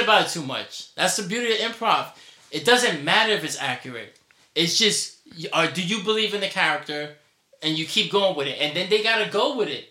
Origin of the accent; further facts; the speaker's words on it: New York City, New York, United States; accent: New York; my New York accent, which I naturally have